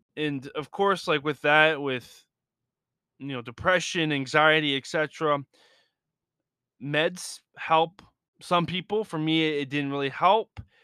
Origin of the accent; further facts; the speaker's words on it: Lisbon, Portugal; with my mom, growing up in Lisbon